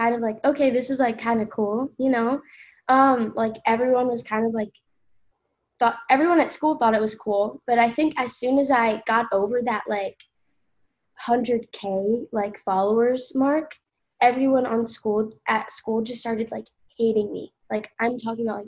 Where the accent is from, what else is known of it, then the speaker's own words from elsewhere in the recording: Ocean City, New Jersey, United States; I lived there, like, my entire life